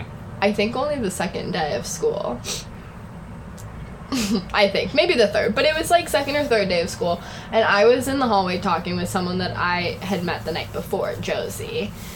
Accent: Seattle, Washington, United States; moved away; also born or lived in Bellevue, Washington; I'm from Seattle, Washington.

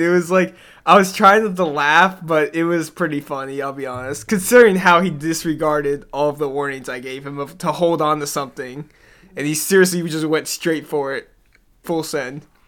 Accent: the South, United States; moved away; I'm from the South

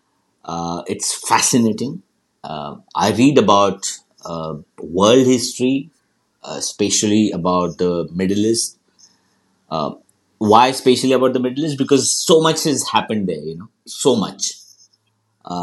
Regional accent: India; I was born in India

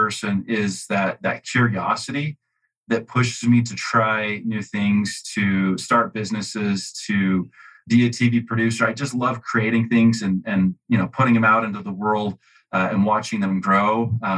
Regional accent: Utah, United States; I grew up in Utah. I'm still here in Utah

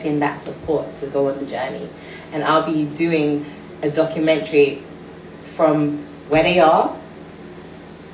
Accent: London, United Kingdom; I'm from Brixton

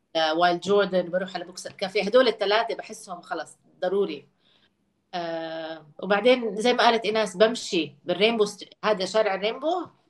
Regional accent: Jordan; moved away

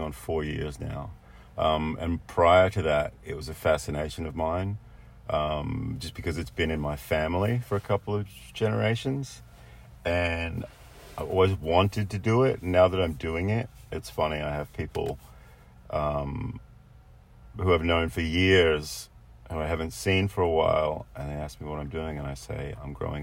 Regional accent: Australia; moved away; Growing up in Australia, we have oysters all over the East Coast

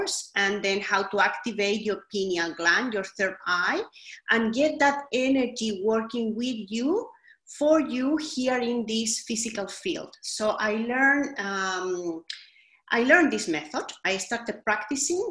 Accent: Chile; also born or lived in Sydney, Australia; now in London, United Kingdom; I am originally from Chile in South America, but I have lived a long time in Australia

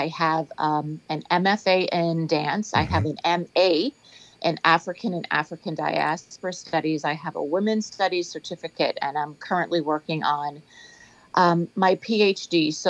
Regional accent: Nassau, New Providence, Bahamas; moved away as an adult; also born or lived in Freeport, Bahamas; now in Fort Lauderdale, United States; I am in sunny South Florida, originally from Freeport, and I grew up in Nassau. I finished high school in the Bahamas. I started school in the Bahamas and finished in the Bahamas.

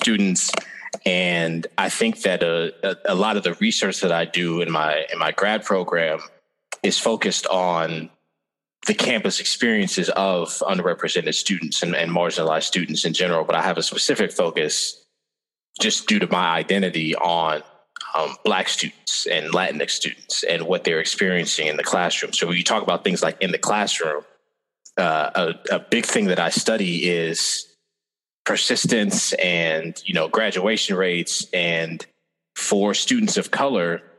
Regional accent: Des Moines, Iowa, United States; I came from Des Moines

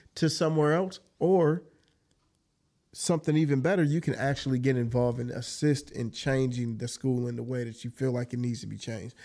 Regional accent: Jackson, Michigan, United States; also born or lived in Georgia; young adult, young childhood all the way into adult years was spent on the south side of Jackson.

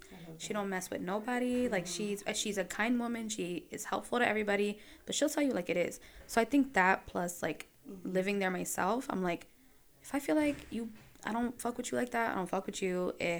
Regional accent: Brooklyn, New York, United States; So, I'm from Brooklyn, New York.

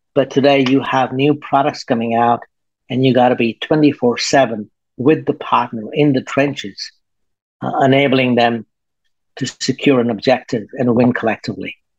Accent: Australia; moved away as an adult; now in Singapore; I am um, based in Singapore. I come from Australia.

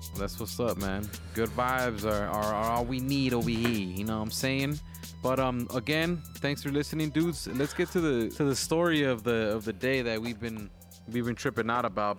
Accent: Wilmington, California, United States; now in Decatur, Georgia, United States; growing up in Wilmington, we hear gunshots at night

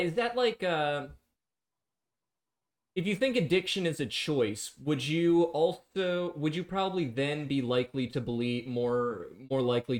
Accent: Brooklyn, New York, United States; I wasn't in Brooklyn during 9/11. I was in Manhattan, but I am from Brooklyn.

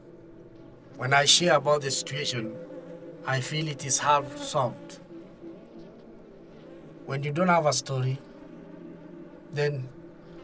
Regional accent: Kenya; from Kenya, from Ogiek community

